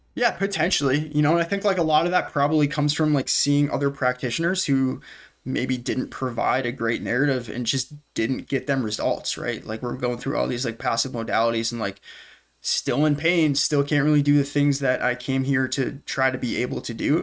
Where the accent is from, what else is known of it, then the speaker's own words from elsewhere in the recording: New Hampshire, United States; born and raised in New Hampshire